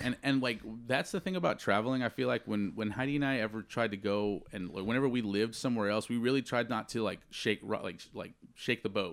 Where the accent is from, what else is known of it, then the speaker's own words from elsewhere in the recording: San Antonio, Texas, United States; moved away as an adult; also born or lived in Harlingen, Texas / Austin, Texas; now in San Francisco, United States; growing up in San Antonio